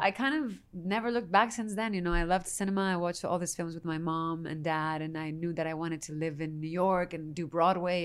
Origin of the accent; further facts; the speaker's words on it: Spain; moved away; I'm Spanish from Spain